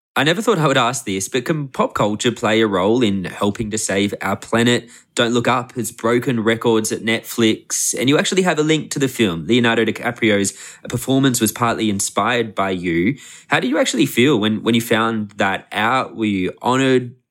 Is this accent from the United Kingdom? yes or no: no; Australia; I'm from Australia